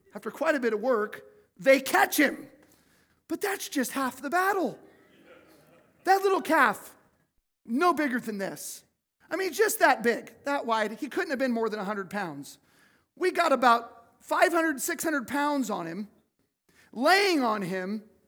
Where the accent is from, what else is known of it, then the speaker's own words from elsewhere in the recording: Cottonwood, United States; I grew up in Cottonwood